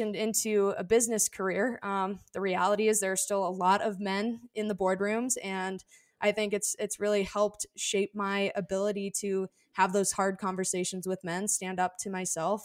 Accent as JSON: {"language": "English", "region": "Arizona", "country": "United States", "tie": "born or raised there", "said": "here in Arizona when I was younger"}